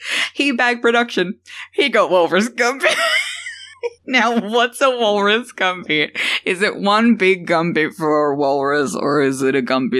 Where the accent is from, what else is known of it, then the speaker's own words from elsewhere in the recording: Australia; Yeah, I'm Australian.